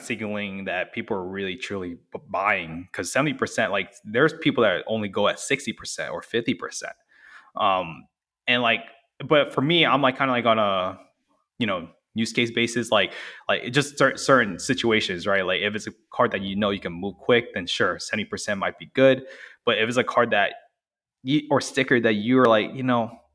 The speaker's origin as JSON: {"language": "English", "town": "Orlando", "region": "Florida", "country": "United States", "said": "I'm from Orlando. So, I went to school and worked in Orlando"}